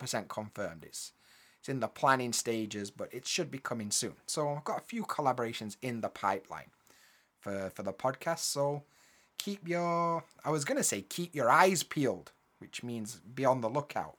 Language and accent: English; Yorkshire and the Humber, United Kingdom; we grew up together in Yorkshire.